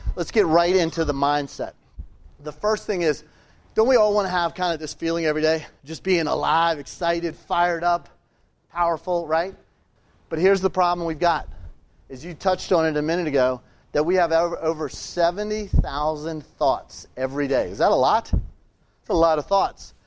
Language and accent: English; Richmond, Virginia, United States; I'm from Richmond, Virginia